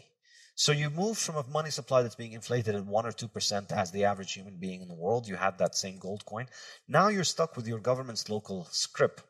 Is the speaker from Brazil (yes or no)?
yes; Brazil; moved away; also born or lived in Lebanon; I was a kid growing up in Brazil